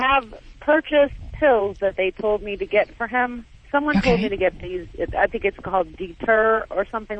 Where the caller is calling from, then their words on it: Marianna, Florida, United States; Florida. Marianna, Florida.